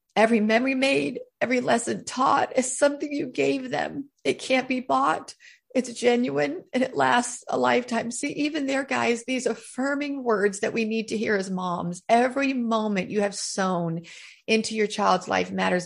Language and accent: English; the South, United States; I was raised in the South.